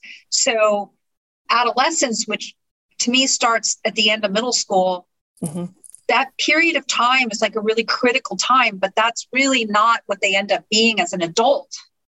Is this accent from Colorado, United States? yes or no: no; Sausalito, California, United States; born there; I was born in 1961 in Sausalito, California, and spent the first 4 years of my life on a houseboat in Gate 5.